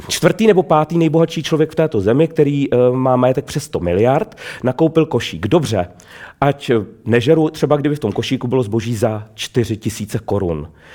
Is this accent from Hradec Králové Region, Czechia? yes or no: yes; Trutnov, Hradec Králové Region, Czechia; Já sám pocházím z venkova, z pohraničí